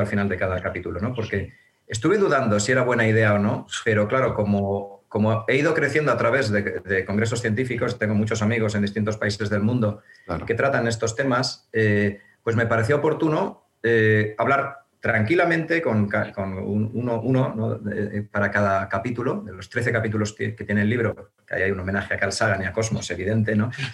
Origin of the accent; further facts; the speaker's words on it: Burgos, Castile and León, Spain; moved away as an adult; now in Madrid, Spain; inicialmente en Burgos, que yo, yo, soy burgalés y estudié hasta tercero de carrera allí, y luego ya me vine aquí a Madrid